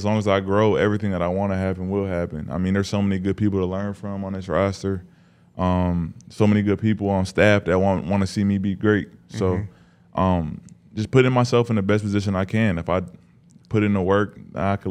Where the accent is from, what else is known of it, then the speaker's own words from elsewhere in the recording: Las Vegas, Nevada, United States; moved away as an adult; also born or lived in Spokane, Washington; now in Denver, United States; I'm from Vegas